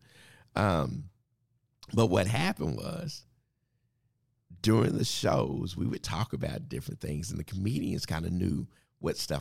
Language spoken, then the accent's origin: English; Dallas, Texas, United States; I grew up in Wynwood Hills, that part of Oak Cliff